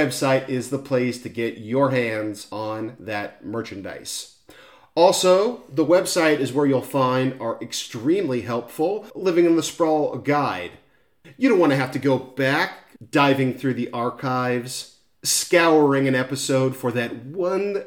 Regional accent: Newport Beach, California, United States; Newport Beach, my hometown

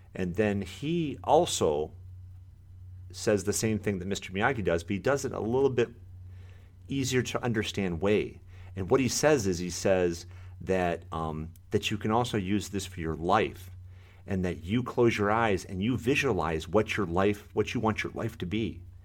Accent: Michigan, United States; moved away as an adult; now in Florida, United States; I, uh, am born and raised in Michigan

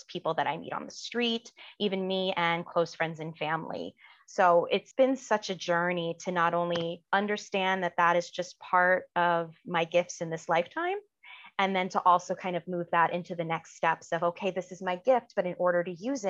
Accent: New York, United States; now in Washington, D.C. area, United States; I'm originally from New York, but now I live just outside Washington, D.C.

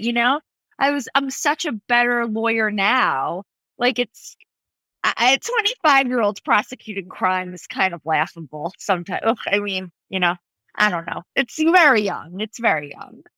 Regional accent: East Meadow, New York, United States; I really grew up on Long Island

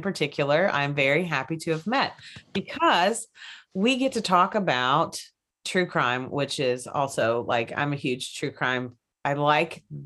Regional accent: Kentucky, United States; I'm from Kentucky.

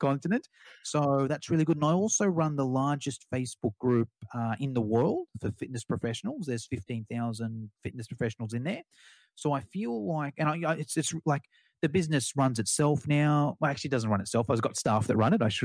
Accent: Australia; accent: Australian; my Australian accent

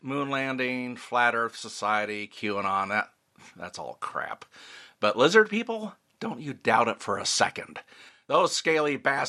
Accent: United States; now in Oregon, United States; It's about 45 minutes away from my hometown.

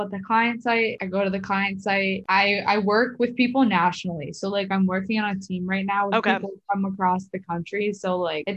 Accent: Philadelphia, Pennsylvania, United States; moved away as an adult; now in New York City, United States; I grew up in Philly, so I had a good amount of friends from high school that moved up here

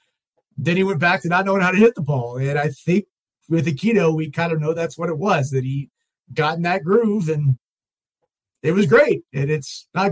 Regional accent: Kentucky, United States; I grew up in Kentucky

